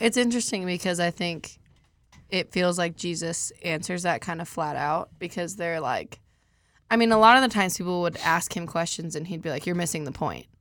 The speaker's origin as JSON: {"language": "English", "region": "Colorado", "country": "United States", "said": "I'm from Colorado"}